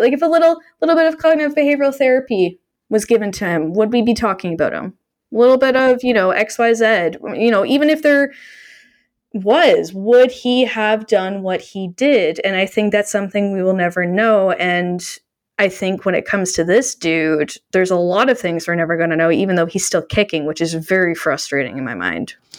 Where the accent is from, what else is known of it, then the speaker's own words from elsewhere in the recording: Canada; I'm Canadian